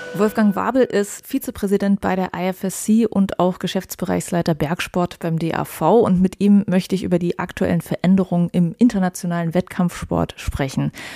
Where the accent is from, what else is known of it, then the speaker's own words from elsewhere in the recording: Germany; Bei uns in Deutschland